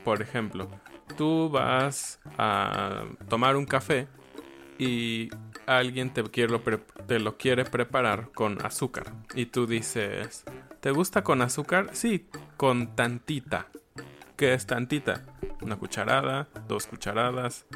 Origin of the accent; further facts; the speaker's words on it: Mexico; yo, siendo mexicano